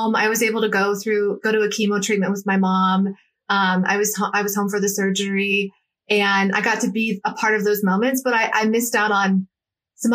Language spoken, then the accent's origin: English; Cleveland, Ohio, United States; moved away as an adult; also born or lived in Los Angeles, California; Ohio is where my roots are. I'm from Cleveland.